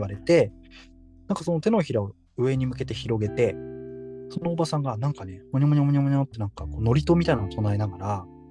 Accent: Fukushima, Japan; moved away as an adult; also born or lived in Tokyo; 私、福島出身

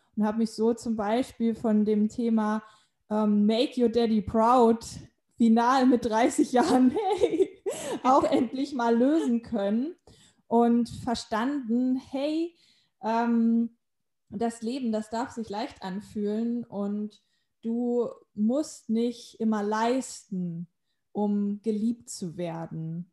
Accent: Hanover, Lower Saxony, Germany; moved away as an adult; also born or lived in Spain; in meiner Heimatstadt in Hannover

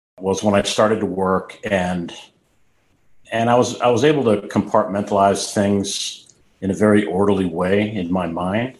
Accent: Boston, Massachusetts, United States; now in Richmond Hill, Georgia, United States; I come from a large kind of Irish Catholic family in Boston, seven brothers and sisters

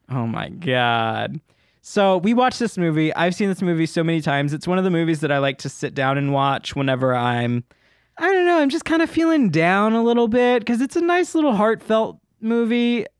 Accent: Memphis, Tennessee, United States; I'm from Memphis, or outside

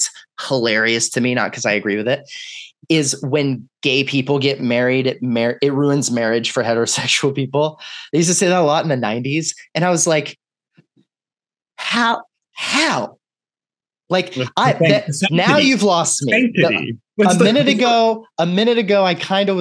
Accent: Texas, United States; I'm from Texas

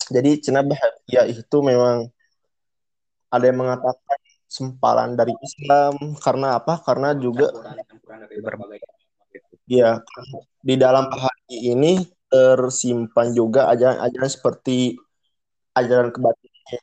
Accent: West Java, Indonesia; nggak lepas dari bahasa Sunda karena kita orang Sunda.

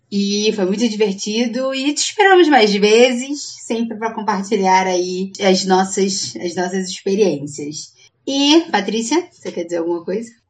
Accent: Brazil; A gente é brasileira mesmo.

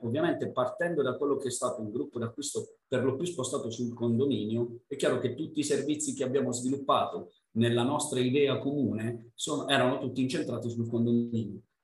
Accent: north of Bari province, Apulia, Italy; accent: southern; da buon pugliese vengo da nel, sono nel nord barese

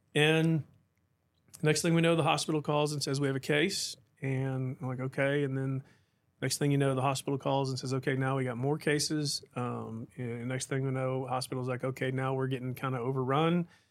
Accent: Tulsa, Oklahoma, United States; moved away as an adult; also born or lived in Edmond, Oklahoma; now in Midland, United States; My wife and I were raised in Oklahoma and Tulsa area

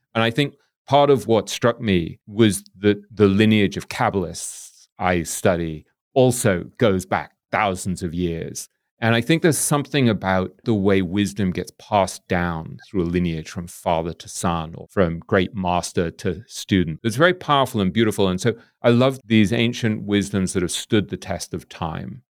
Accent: England, United Kingdom; we grew up in England

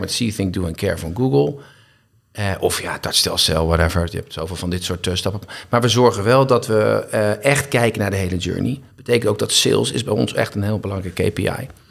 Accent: Castricum, North Holland, Netherlands; also born or lived in Heemskerk; toen ben ik verhuisd naar Castricum. En daar heb ik mijn hele jeugd eigenlijk geleefd en gewoond

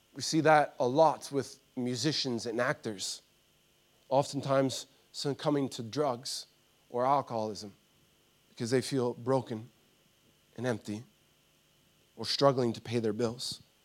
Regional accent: United States; moved away; I grew up in America

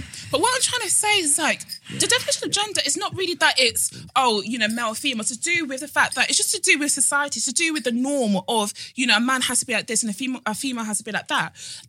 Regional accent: Nigeria; I'm a Nigerian woman

